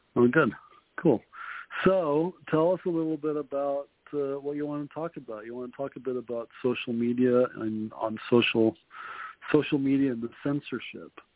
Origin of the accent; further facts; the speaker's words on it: New York City, New York, United States; accent: New York; also born or lived in Jersey City; now in Utah, United States; I was born in Queens. We lived in Queens for a while, and then we moved to Jersey City